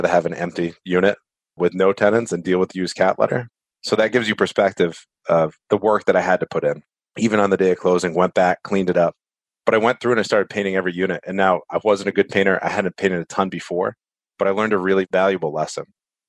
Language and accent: English; East Coast, United States; I'm from the East Coast, so I know the East Coast.